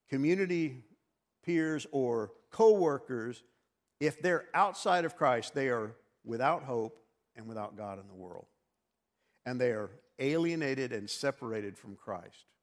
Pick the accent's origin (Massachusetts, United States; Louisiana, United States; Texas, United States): Texas, United States; born there; Well, wait a minute, Ken, I was born in Texas. Well, good for you, so was I.